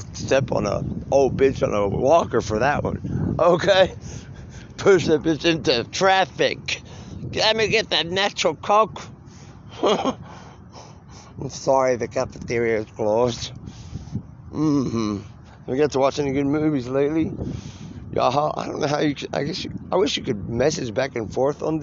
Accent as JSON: {"language": "English", "town": "Marlow", "region": "Oklahoma", "country": "United States", "tie": "born or raised there", "also_born_or_lived": "Colorado", "moved": "yes", "said": "I came from Marlow, Oklahoma, where you could do that and lived across the street from your third grade teacher"}